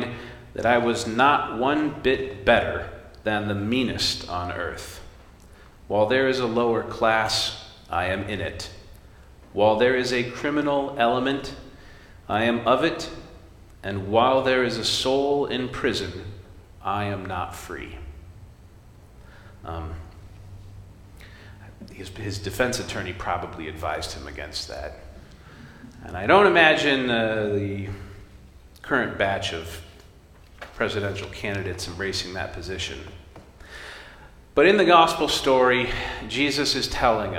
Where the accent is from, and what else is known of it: United States